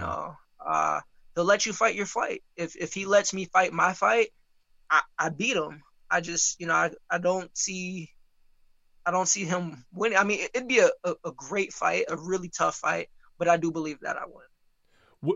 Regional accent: Muskegon, Michigan, United States; I'm from Muskegon

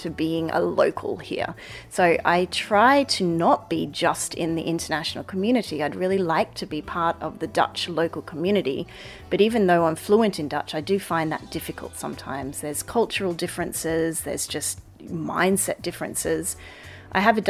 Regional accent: Australia; now in The Hague, Netherlands; where I grew up in Australia

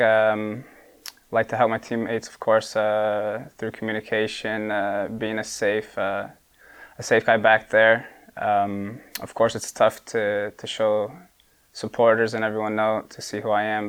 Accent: Bartlett, Illinois, United States; moved away as an adult; now in Sweden; we moved to suburbs of Chicago, I come from Bartlett

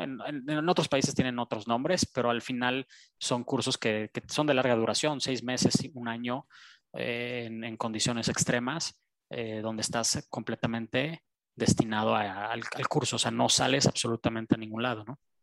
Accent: Mexico; es nuestra tierra, ¿no? O sea, es donde nacimos

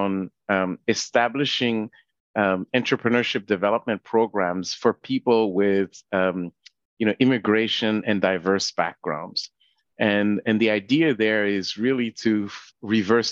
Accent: Haiti; now in Canada; I wasn't born in Canada. I was born in Haiti.

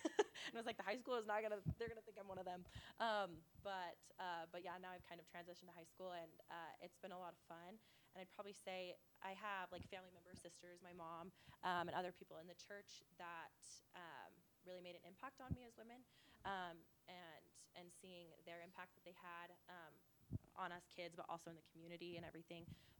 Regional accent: Ogden, Utah, United States; I'm from Washington Heights in Ogden, Utah.

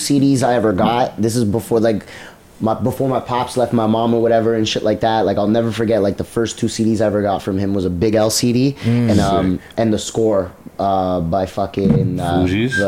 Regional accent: Toronto, Ontario, Canada; most of my life, I grew up on Jane and Shepherd

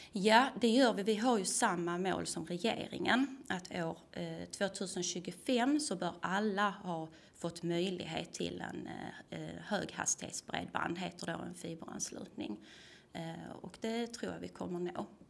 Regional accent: Tomelilla, Skåne, Sweden; also born or lived in Lund; jag kommer ju från Tomelilla, är uppvuxen på landet

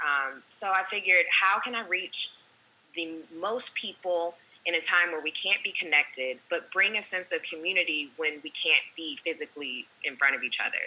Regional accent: Maryland, United States; also born or lived in Georgia; my home state of Maryland

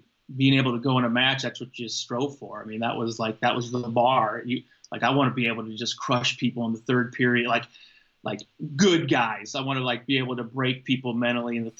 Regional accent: Waterloo, Iowa, United States; I grew up right in Waterloo

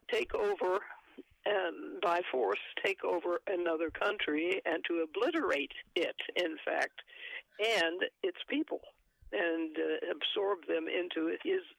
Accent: San Antonio, Texas, United States; from San Antonio, my hometown

